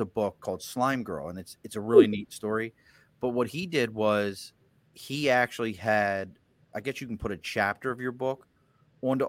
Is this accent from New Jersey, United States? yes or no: no; Baltimore, Maryland, United States; moved away; also born or lived in New Hampshire; I grew up in Baltimore